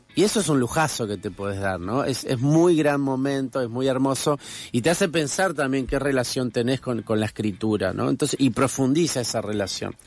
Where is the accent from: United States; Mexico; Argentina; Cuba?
Argentina; Buenos Aires; also born or lived in Corrientes; yo soy correntino, pero crecí acá en Buenos Aires